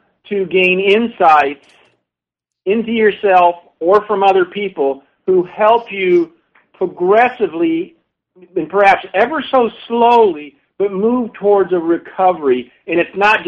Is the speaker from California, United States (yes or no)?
no; St. Petersburg, Florida, United States; moved away; I was born in St. Petersburg, met my wife and married her there